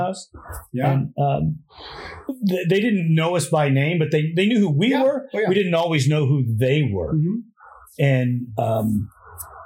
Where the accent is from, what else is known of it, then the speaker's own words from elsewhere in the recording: Santee, California, United States; I grew up in the East County Lakeside Santee